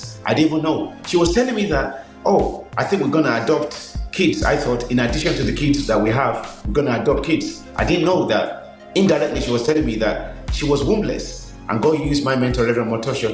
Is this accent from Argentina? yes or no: no; Nigeria; moved away as an adult; also born or lived in Birmingham, England; now in England; so I was born in Birmingham, went to Nigeria when I was six, spent 16 years, came back to England